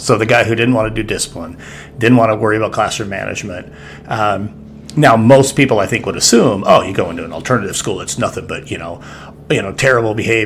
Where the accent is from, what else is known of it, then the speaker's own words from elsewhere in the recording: Rocky Mountains, United States; I'm a Rocky Mountain kid